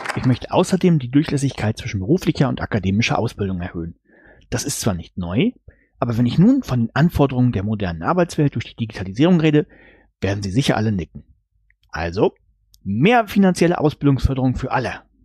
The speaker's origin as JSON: {"language": "German", "country": "Germany", "moved": "as an adult", "lives_now": "Norway", "said": "Also ich als Deutscher"}